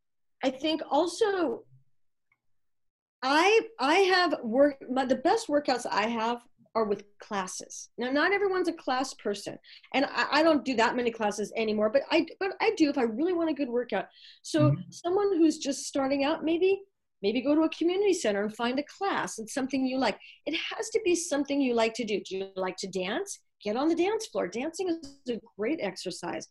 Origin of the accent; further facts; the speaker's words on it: Los Angeles, California, United States; now in Northern California, United States; I'm from LA, moved up to this area, the Northern California area